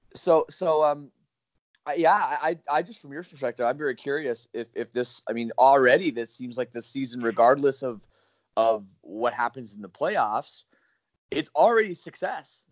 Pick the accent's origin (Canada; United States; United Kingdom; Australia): Canada; Oakville, Ontario; my hometown of Oakville, Ontario